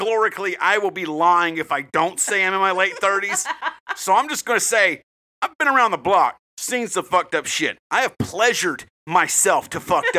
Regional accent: United States; I'm American

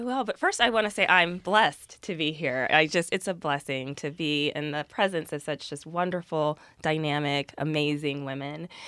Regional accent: Columbus, Ohio, United States; I am from Columbus, Ohio, and went to Notre Dame

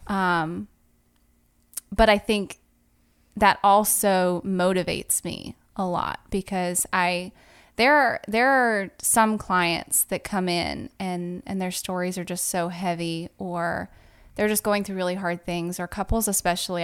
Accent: Southern California, United States; moved away as an adult; also born or lived in Virginia; now in Pensacola, United States; I am actually originally from Southern California. It's like, uh, two hours north of San Diego.

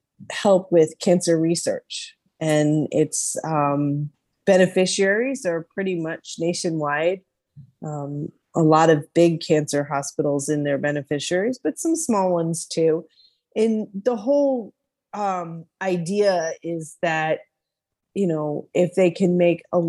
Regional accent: New York, United States; moved away as an adult; now in Arkansas, United States; moved to Arkansas, but I was born and bred in New York State

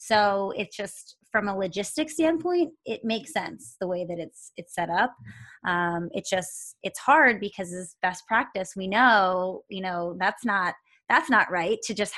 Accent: Pennsylvania, United States; now in Los Angeles, United States; You know, I'm still kind of learning about Los Angeles and the school systems out here because I came from Pennsylvania and things are completely different state to state

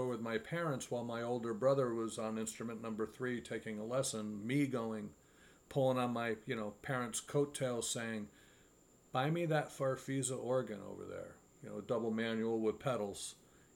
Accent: Hyde Park, New York, United States; when I was growing up here in the, I'm from Hyde Park, so the Poughkeepsie area

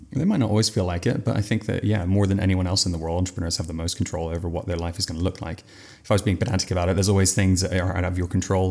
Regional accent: England, United Kingdom; From England

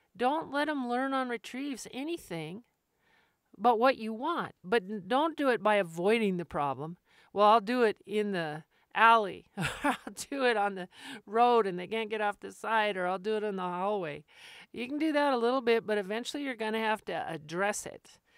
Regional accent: Albuquerque, New Mexico, United States; I grew up in Albuquerque

